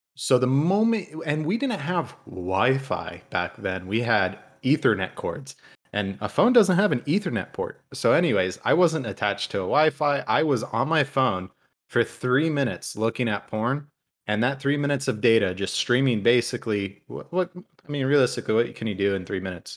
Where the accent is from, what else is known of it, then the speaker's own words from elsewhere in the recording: Toledo, Ohio, United States; I grew up in Toledo